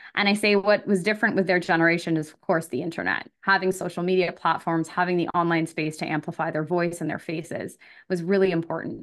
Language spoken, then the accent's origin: English; Elmira, Ontario, Canada; born or raised there; also born or lived in Scarborough, Ontario